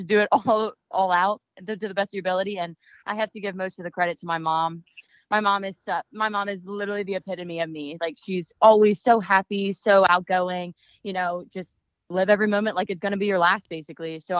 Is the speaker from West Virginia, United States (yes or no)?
yes; West Virginia, United States; My hometown, it's small. When you think of West Virginia, literally that's probably how you think of where I live.